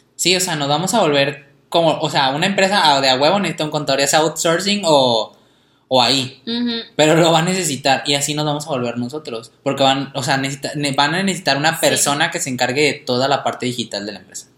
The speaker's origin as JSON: {"language": "Spanish", "country": "Mexico"}